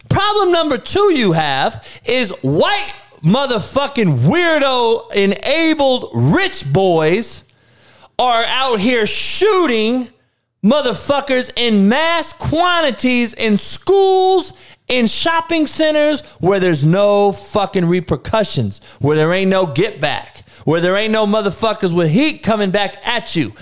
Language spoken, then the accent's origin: English; Compton, California, United States; growing up in Compton, Looters Park to be exact